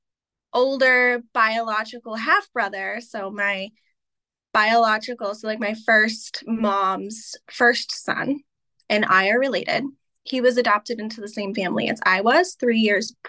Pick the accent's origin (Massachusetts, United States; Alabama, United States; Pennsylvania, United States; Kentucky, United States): Massachusetts, United States; Pittsfield; I was born in Pittsfield, and then I was adopted and lived about 30 miles north of where I was born